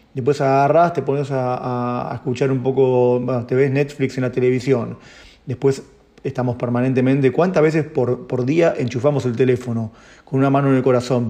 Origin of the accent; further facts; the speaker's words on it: Argentina; somos en Argentina, no sé, 40 millones de personas